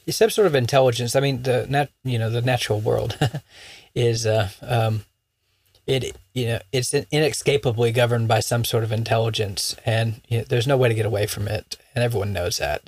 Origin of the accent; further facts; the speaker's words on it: Florida, United States; moved away; where I grew up in Florida